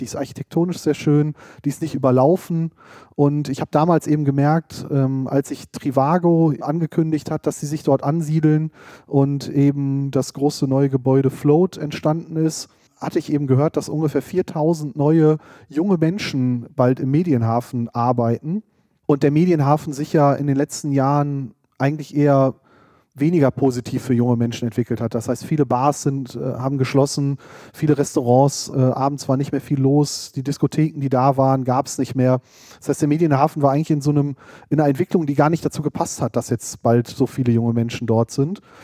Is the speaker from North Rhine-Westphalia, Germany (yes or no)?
yes; Hochdahl, North Rhine-Westphalia, Germany; also born or lived in Hahn / Düsseldorf; Also ich bin im Speckgürtel von Düsseldorf aufgewachsen, in Hochdahl